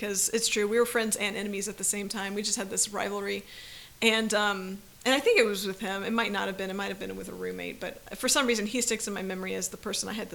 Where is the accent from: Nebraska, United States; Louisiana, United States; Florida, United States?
Florida, United States; I grew up in Florida